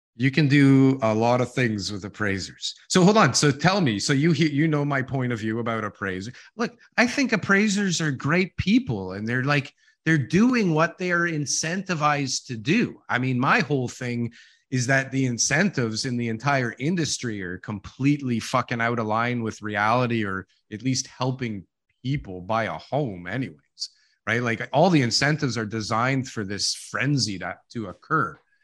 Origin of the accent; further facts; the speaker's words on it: Ontario, Canada; I'm from Ontario